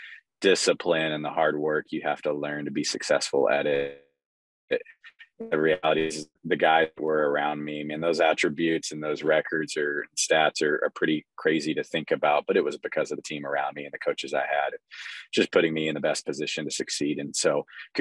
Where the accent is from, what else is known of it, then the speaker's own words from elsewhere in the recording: Texas, United States; we're from Texas